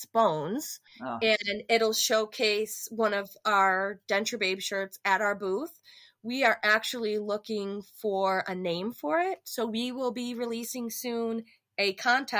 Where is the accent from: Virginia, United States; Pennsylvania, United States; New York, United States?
New York, United States; Buffalo; moved away; We're from Buffalo